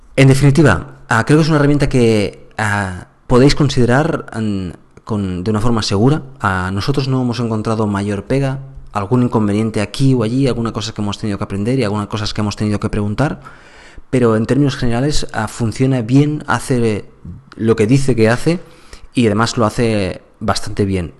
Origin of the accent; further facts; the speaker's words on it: Andalusia, Spain; yo soy andaluz